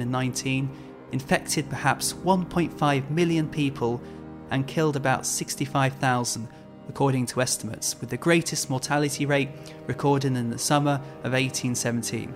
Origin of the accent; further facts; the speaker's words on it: Birmingham, West Midlands, United Kingdom; I grew up in Birmingham, which is chock-a-block full of canals.